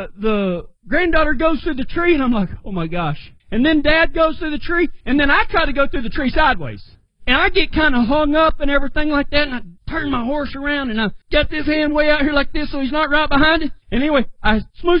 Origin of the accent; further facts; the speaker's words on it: West Texas, United States; I come from the Mesa country of West Texas